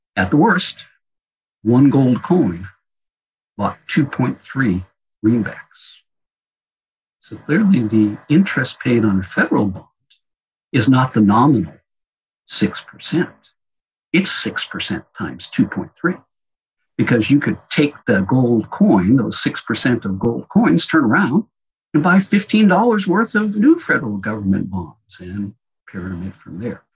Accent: outside of Boston, Massachusetts, United States; I grew up outside of Boston

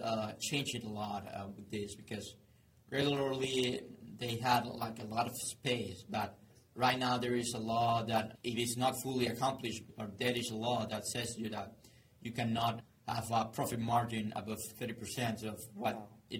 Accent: Maracaibo, Zulia, Venezuela; My hometown, Maracaibo

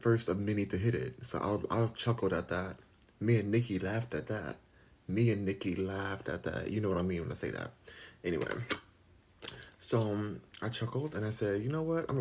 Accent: Los Angeles, California, United States; moved away as an adult; now in Texas, United States; I'm a Californian, because I'm born and raised in California

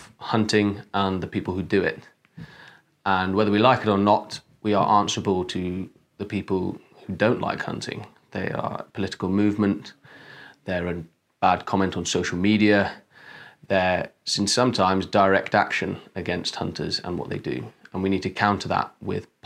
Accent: Wales, United Kingdom; I'm a Welshman

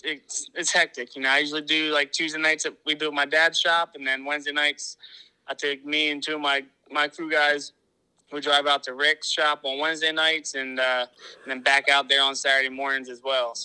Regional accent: Pennsylvania, United States; I'm 28 years old. I'm from Pennsylvania.

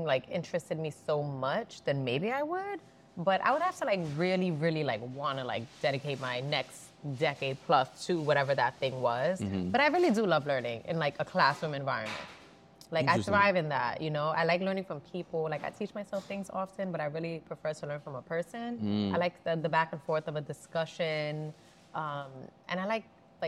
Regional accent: New York City, New York, United States; I'm from the Bronx. I wanted to work with people, like, you know, I grew up around

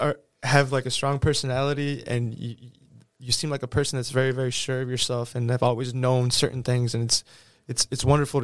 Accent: Houston, Texas, United States; moved away as an adult; growing up in Houston, it's a larger city to me, more diverse.

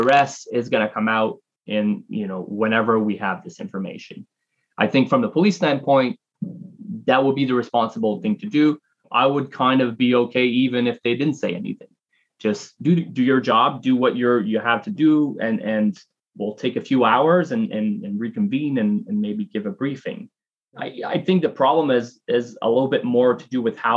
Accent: Canada; moved away as an adult; now in United States; I'm Canadian and I've lived in the United States for almost 10 years now

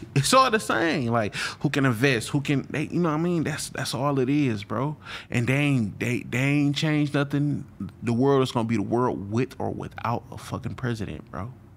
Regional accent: Flint, Michigan, United States; moved away as an adult; now in Houston, United States; I'm from Flint, Michigan

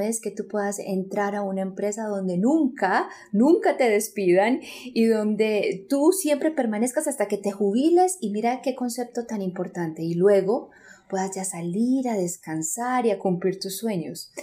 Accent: Medellín, Antioquia, Colombia; yo soy colombiana, eh, nací en Medellín, Colombia y crecí

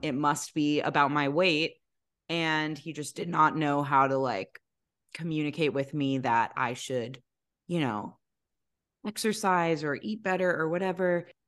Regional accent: Maryland, United States; My parents are Lebanese. They were both born and raised in Lebanon, um, but, you know, got married here, had us here

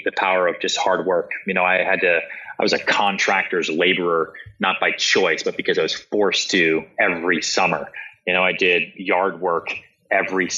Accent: outside Boston, Massachusetts, United States; also born or lived in Texas / Long Island; now in New York, United States; I was born in Texas and I lived a little bit in Long Island, but I basically grew up outside Boston

